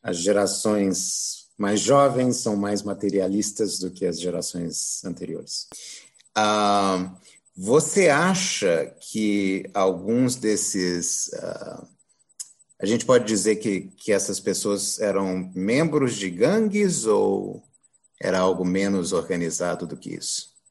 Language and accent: Portuguese; Brazil; crescendo aqui no Brasil